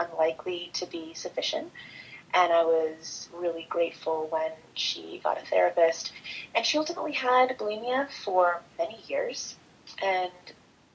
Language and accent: English; Northern California, United States; moved away as an adult; I grew up in Northern California and went back east to school.